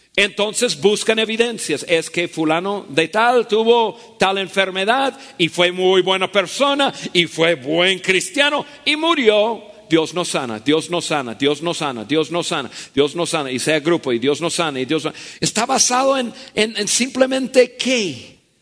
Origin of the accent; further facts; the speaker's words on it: United States; Spanish is a second language; moved away as an adult; now in Mexico; En mi país, yo nací en Estados Unidos